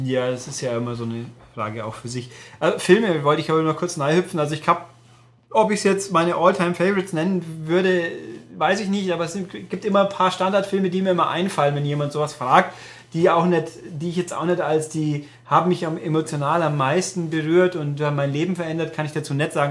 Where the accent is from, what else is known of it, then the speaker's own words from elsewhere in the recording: Germany; weil Mehring ist meine Heimat. Ich bin hier geboren und aufgewachsen und immer noch da.